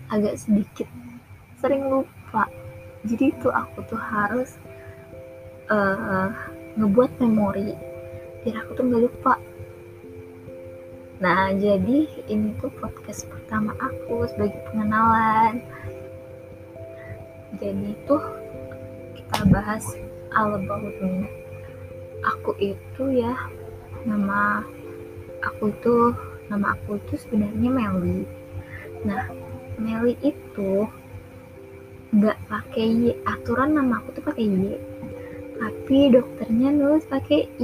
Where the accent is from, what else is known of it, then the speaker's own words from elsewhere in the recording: Jambi, Indonesia; aku orang Jambi ya tinggal di Tanjung Jabung Barat aku SD di sini SMP di sini dan SMA di sini